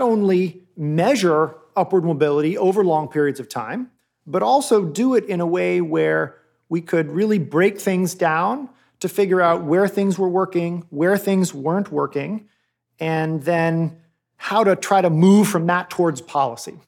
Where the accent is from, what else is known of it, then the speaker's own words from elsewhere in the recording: Cambridge, Massachusetts, United States; I grew up in Cambridge, Massachusetts